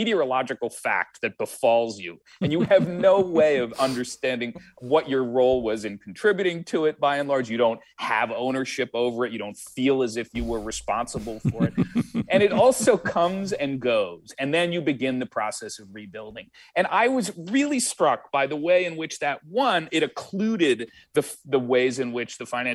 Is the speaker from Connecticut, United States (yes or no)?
yes; Greenwich, Connecticut, United States; my hometown, Greenwich.